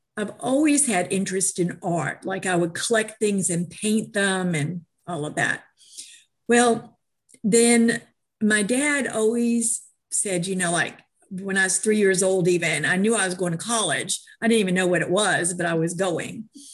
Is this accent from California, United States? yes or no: no; New York, United States; moved away; also born or lived in Georgia; I was raised in New York, and art was a program from kindergarten up